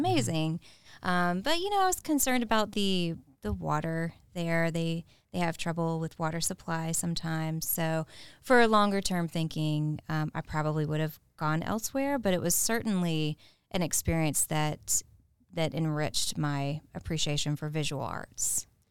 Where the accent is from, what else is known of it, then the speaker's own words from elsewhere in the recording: Augusta, Georgia, United States; I am from Augusta, um, born and raised